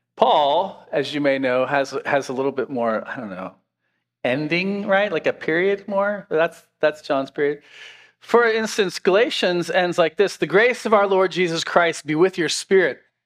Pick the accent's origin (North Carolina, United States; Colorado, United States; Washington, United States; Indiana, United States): Washington, United States; now in Pennsylvania, United States; I grew up in Washington State